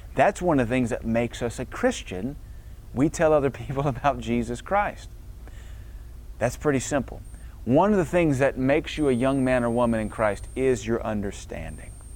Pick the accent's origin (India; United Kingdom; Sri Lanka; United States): United States; the South; I was brought up in the South